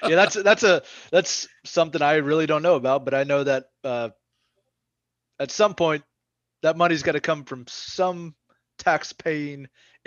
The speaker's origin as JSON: {"language": "English", "town": "Vicksburg", "region": "Mississippi", "country": "United States", "tie": "born or raised there", "moved": "yes", "said": "my hometown too, uh, Vicksburg, Mississippi"}